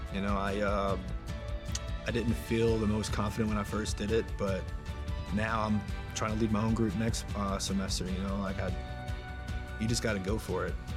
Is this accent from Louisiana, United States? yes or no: yes; New Orleans, Louisiana, United States; moved away as an adult; also born or lived in Baltimore, Maryland; Born and raised in New Orleans.